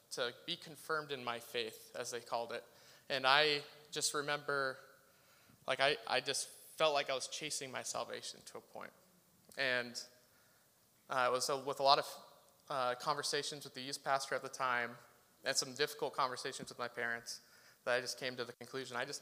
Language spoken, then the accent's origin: English; Salem, Oregon, United States; I grew up here in Northeast Salem.